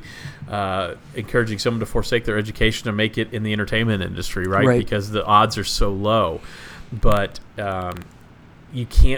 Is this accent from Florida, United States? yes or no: no; Texas, United States; I grew up in Texas